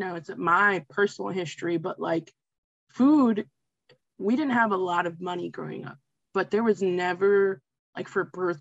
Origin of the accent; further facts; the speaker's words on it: Westchester County, New York, United States; I'm from Westchester County, New York